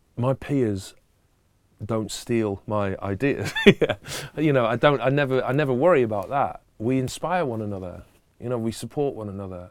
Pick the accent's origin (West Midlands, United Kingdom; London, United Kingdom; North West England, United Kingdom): North West England, United Kingdom; Stockport; a girl from Stockport, which is my hometown, a suburb of Manchester